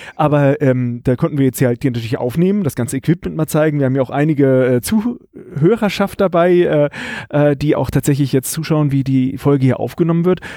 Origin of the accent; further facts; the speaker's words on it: Karlsruhe, Baden-Württemberg, Germany; Ich komme hier aus Karlsruhe